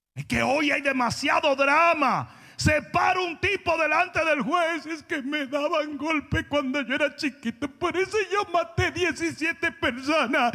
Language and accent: Spanish; Santo Domingo, Dominican Republic; moved away as an adult; also born or lived in Dallas; Yo vengo de Santo Domingo, donde yo estaba súper mega bien. Yo me crié con esto en un colegio privado